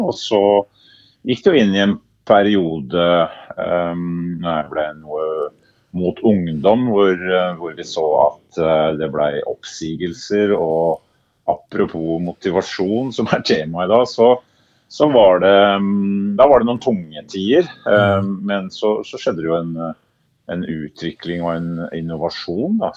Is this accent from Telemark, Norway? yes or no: yes; Herøya, Telemark, Norway; flytta ut etter hvert, men er hjemme og beskuer eh, Norges navle, Herøya.